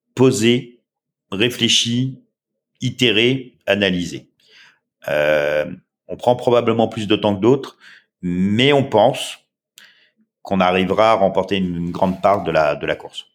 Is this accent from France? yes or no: yes; France; accent: French